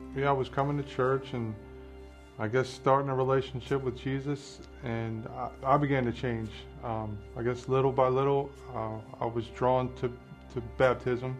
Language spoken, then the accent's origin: English; Harford County, Maryland, United States; I grew up here in Harford County, um, one of four kids